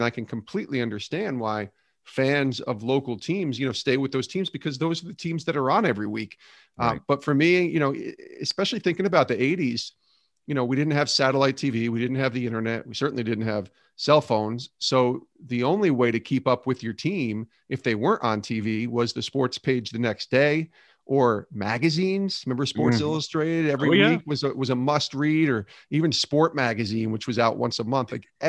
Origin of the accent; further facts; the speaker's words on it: Albany, New York, United States; moved away as an adult; now in Bristol, United States; that took me, after I graduated, to local radio in Albany, New York for 3 years, loved my time there, my hometown, and then moved to Bristol, Connecticut 20 years ago